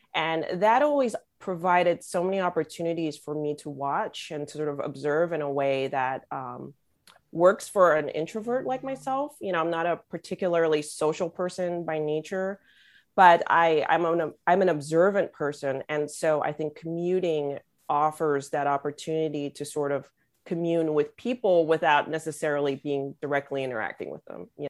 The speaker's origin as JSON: {"language": "English", "town": "Los Angeles", "region": "California", "country": "United States", "tie": "born or raised there", "said": "growing up being born and raised in Los Angeles"}